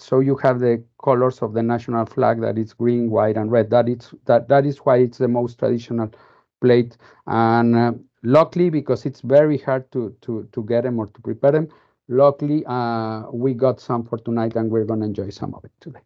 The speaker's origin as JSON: {"language": "English", "region": "Mexico City", "country": "Mexico", "said": "I'm from Mexico City, that it's in central Mexico"}